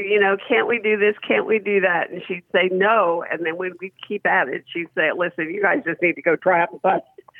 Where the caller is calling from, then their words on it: North Carolina, United States; I'm calling from North Carolina.